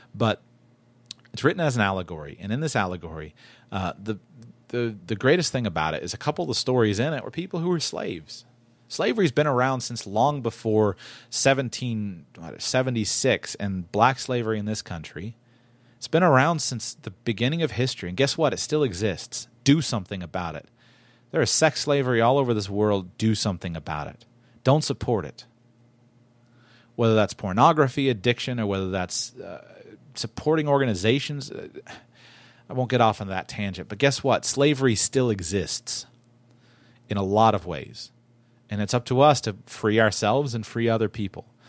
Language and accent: English; West Palm Beach, Florida, United States; I grew up in West Palm Beach, Florida.